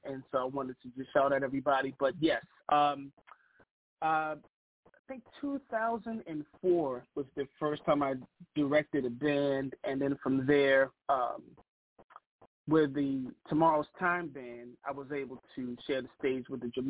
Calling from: Bowie, Maryland, United States; Well, I'm calling from Bowie, Maryland, which is, I guess, 15 to 20 minutes outside of Washington, D.C.

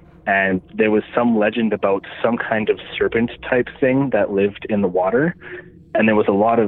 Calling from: Manitoba, Canada; from Manitoba.

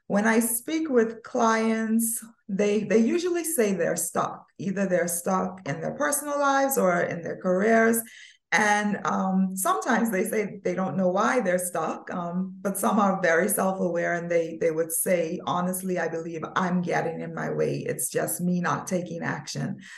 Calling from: Turks & Caicos Islands; from the beautiful by nature Turks and Caicos Islands, where it's always sunny.

